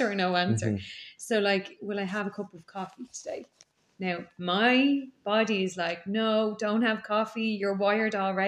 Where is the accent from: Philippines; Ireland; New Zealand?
Ireland; I grew up in Donnymead